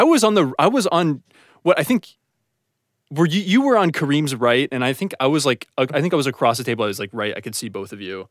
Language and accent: English; Ohio, United States; moved away as an adult; now in Los Angeles, United States; I'm from Ohio